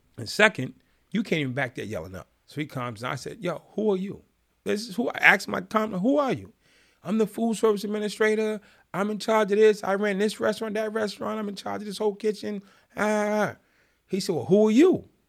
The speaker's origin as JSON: {"language": "English", "town": "Boston", "region": "Massachusetts", "country": "United States", "said": "I'm from Boston"}